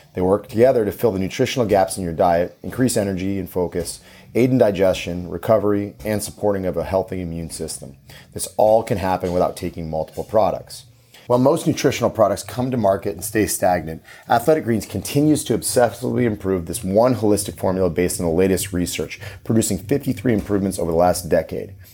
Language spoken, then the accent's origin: English; Maine, United States; I grew up in Maine